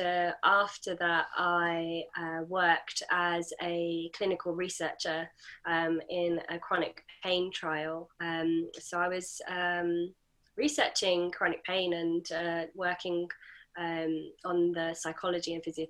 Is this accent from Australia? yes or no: no; United Kingdom; I'm British Asian